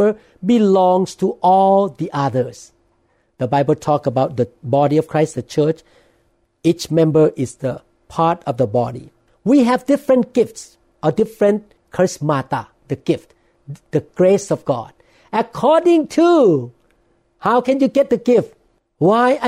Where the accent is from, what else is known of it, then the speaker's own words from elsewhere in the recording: Thailand; accent: Thai; English is a second language; now in United States; preaching in Thai. But I'm really nervous in preaching in English because of my accent